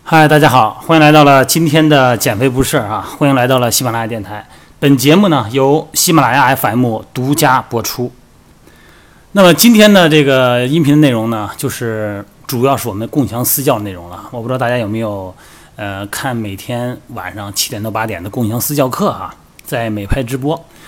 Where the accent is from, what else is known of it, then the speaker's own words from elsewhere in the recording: China; 咱们生在中国